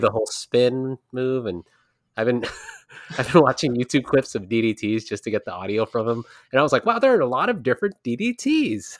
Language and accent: English; California, United States; I live in California